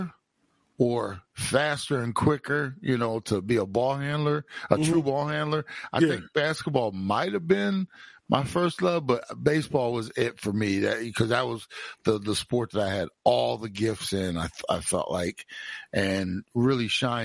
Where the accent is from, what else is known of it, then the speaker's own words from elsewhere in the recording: Browns Mills, New Jersey, United States; also born or lived in Trenton, New Jersey; the first time we moved to Browns Mills from Trenton, New Jersey, when I was 4.5 years old in the summer